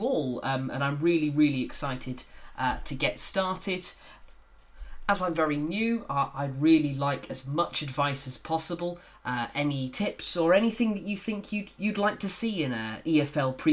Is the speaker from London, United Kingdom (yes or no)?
no; just outside of Yeovil, Somerset, South West England, United Kingdom; moved away as an adult; also born or lived in York; I'm originally from just outside of Yeovil, but with all my family growing up around Yeovil for many, many years. But actually no longer live in Somerset. I moved away to York for university and never really came back